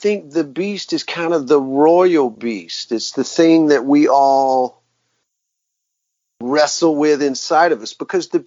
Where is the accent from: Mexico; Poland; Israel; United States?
United States; Macon, Georgia; I'm from the South. I was born in Macon, Georgia, the home of Southern rock